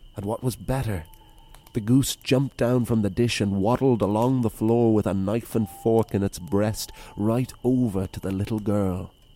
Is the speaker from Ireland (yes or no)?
yes; Wicklow, Leinster, Ireland; It was the Danish Vikings that found it. that founded my hometown